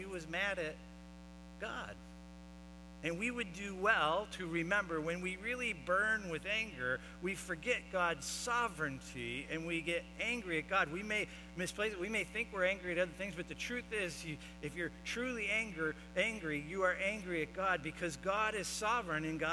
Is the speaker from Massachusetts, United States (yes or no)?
no; Florida, United States; I grew up in Florida